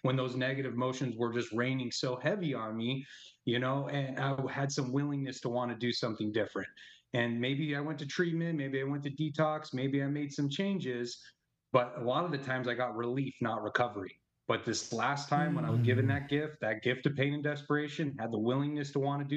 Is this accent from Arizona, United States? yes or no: yes; Arizona, United States; I'm from Arizona and big Italian family